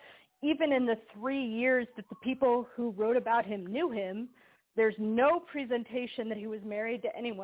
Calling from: Sacramento, California, United States

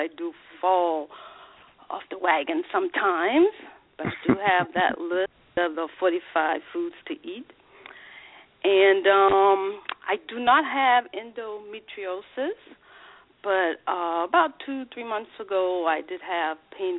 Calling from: Charleston, South Carolina, United States; calling from Charleston, South Carolina.

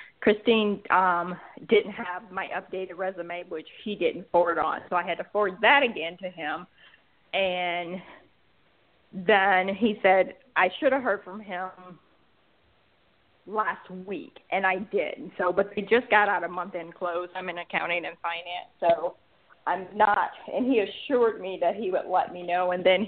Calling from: Georgia, United States

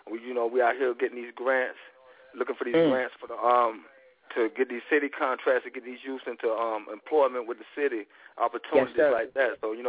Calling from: Dayton, Ohio, United States; Yeah, I'm calling from I'm south Ohio. You know, I'm right here in Dayton right now.

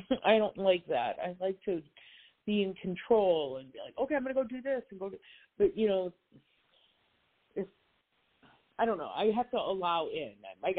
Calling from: North Carolina, United States; Hi. Thanks for taking my call. … I'm in North Carolina.

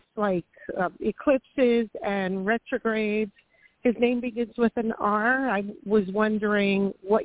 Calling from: Florida, United States; Hi, Toni. This is …. It's raining out in Florida.

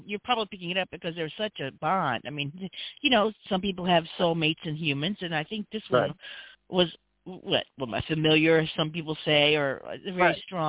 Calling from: Louisiana, United States; Hi, I'm calling from Louisiana

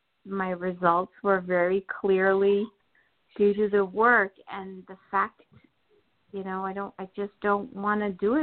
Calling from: New Jersey, United States; New Jersey.

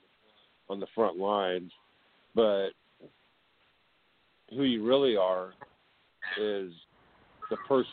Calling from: California, United States

